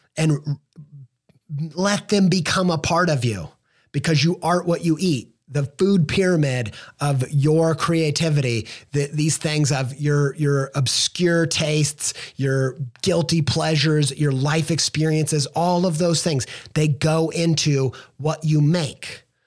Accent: Indiana, United States; now in Columbus, Ohio, United States; I'm from the Midwest. Indiana boy, now living in Ohio

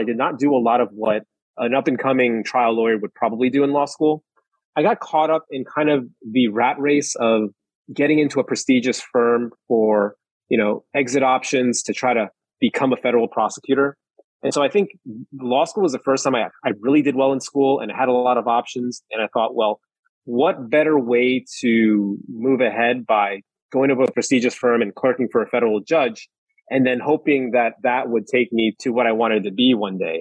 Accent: New York, United States; I'm from New York originally. My parents are from Taiwan.

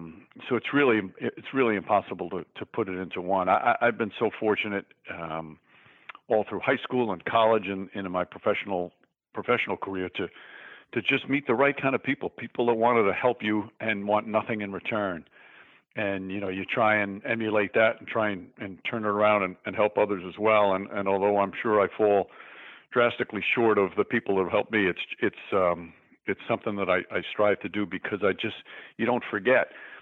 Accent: New York, United States; being in New York

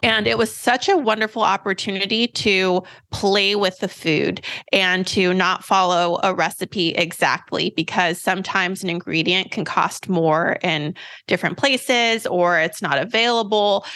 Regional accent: Sacramento, California, United States; I have grown up in Sacramento, California

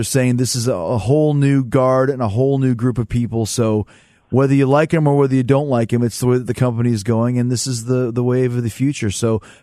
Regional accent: Canada; accent: Canadian; I got the Canadian pronunciation.

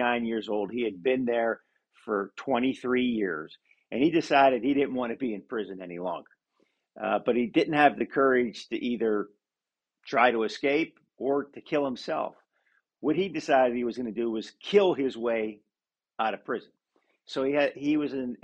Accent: Pennsylvania, United States; Pennsylvania, for instance, you know, my home state

